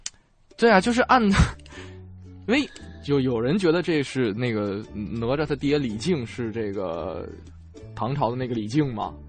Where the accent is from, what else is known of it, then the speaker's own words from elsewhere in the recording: Northeast China, China; moved away; 像我老家东北的冬天